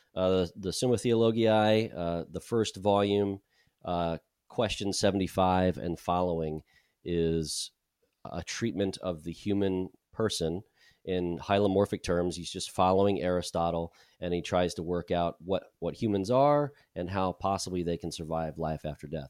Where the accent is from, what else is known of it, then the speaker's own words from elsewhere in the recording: United States; moved away as an adult; I'm American